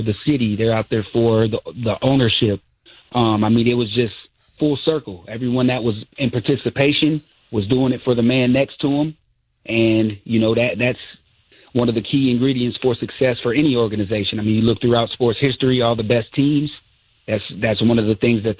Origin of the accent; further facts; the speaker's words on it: Fostoria, Ohio, United States; I'm from Fostoria, Ohio.